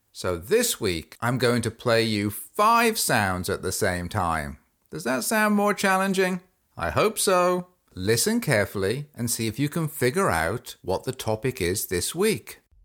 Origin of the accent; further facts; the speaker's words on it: England, United Kingdom; now in United States; I grew up in England, and I now live in the United States.